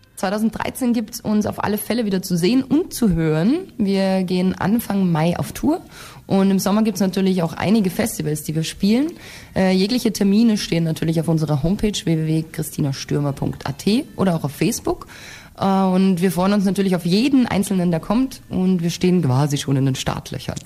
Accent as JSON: {"language": "German", "country": "Austria", "said": "wenn ich dann wieder nach Hause, nach Österreich kommen"}